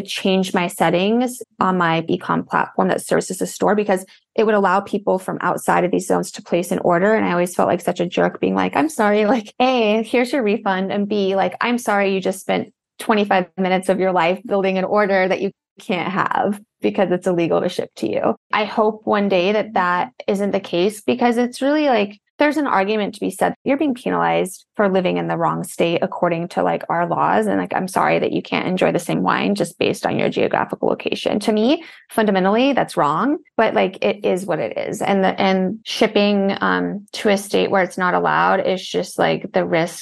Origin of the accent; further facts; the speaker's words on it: Wyoming, United States; now in Las Vegas, United States; I grew up in Wyoming